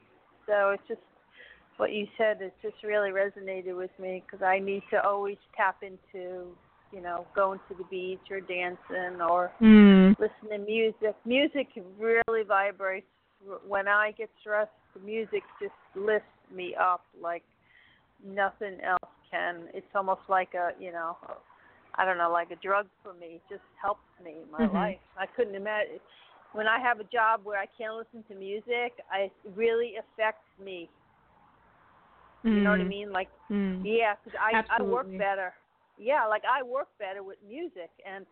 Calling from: Florida, United States; from Florida.

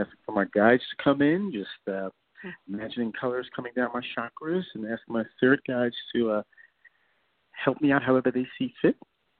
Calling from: New York, United States; I'm calling from New York.

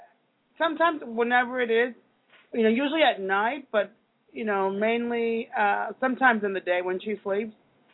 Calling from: Kansas, United States

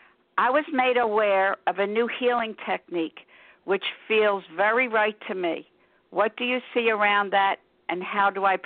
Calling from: Philadelphia, Pennsylvania, United States; I'm calling from Philadelphia

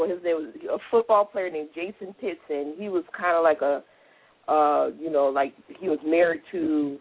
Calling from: U.S. Virgin Islands; I'm calling from St. Thomas.

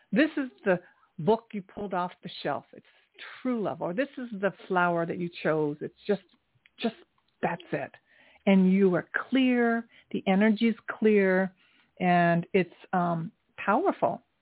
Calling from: New York, United States; I'm calling from New York.

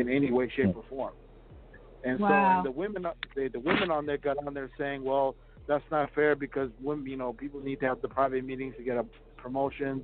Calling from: Minneapolis, Minnesota, United States; I'm calling from Minneapolis

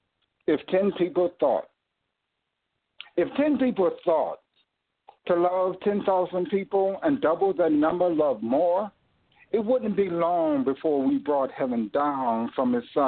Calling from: St. Louis, Missouri, United States; I'm calling from St. Louis.

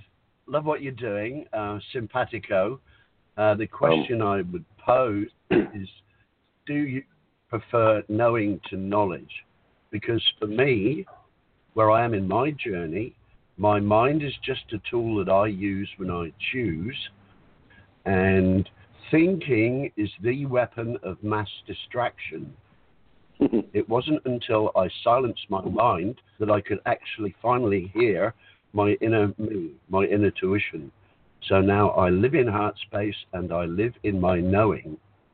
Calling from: Whitsunday Islands, Queensland, Australia

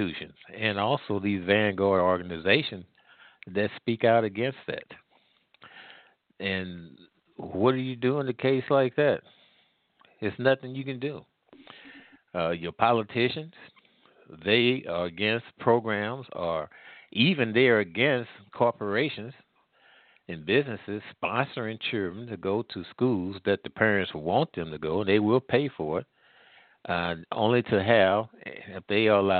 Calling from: St. Louis, Missouri, United States; I'm calling here from the Midwest in the St. Louis area

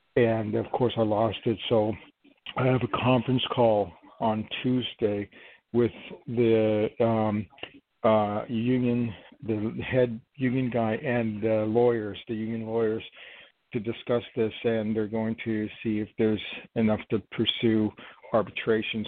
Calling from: New York, United States; I'm calling from New York

